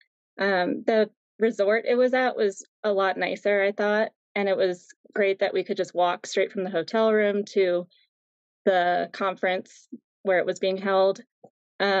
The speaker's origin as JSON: {"language": "English", "region": "New England", "country": "United States", "moved": "yes", "said": "I'm actually originally from New England"}